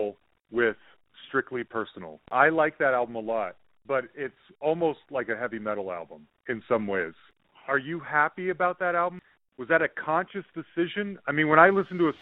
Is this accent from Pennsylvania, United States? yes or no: no; Salt Lake City, Utah, United States; moved away; I'm originally from Salt Lake City